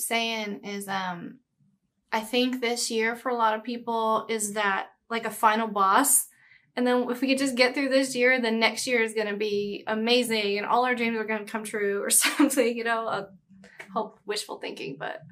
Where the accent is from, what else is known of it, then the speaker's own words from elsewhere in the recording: Brookshire, Texas, United States; now in Los Angeles, United States; I say Houston, but it's Brookshire. It's, like, this tiny little small town in the Houston area